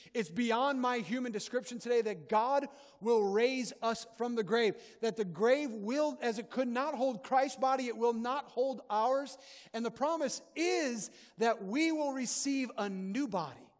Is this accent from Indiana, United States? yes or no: yes; Northwest Indiana, United States; When I was a kid, I grew up in Northwest Indiana